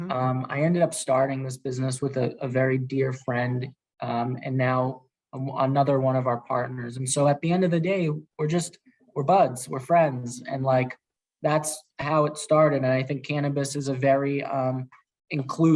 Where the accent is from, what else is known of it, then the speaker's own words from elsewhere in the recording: Worcester, Massachusetts, United States; I grew up in Worcester, so giving back to the community is very personal to me